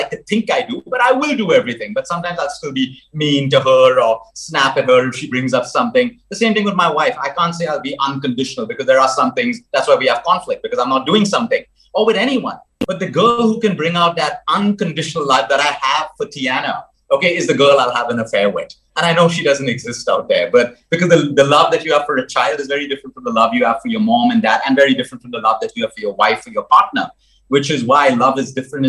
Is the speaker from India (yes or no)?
yes; Goa, India; moved away as an adult; I grew up in Goa. School was in Goa. College was in Goa as well before I moved abroad.